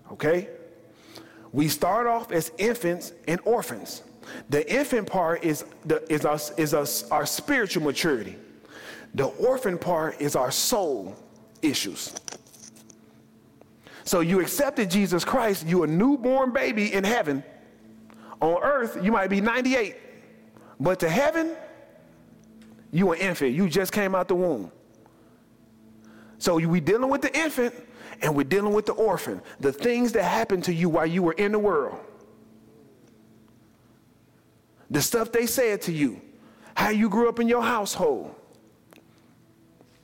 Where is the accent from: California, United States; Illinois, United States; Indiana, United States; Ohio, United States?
Illinois, United States; Chicago; I'm from Chicago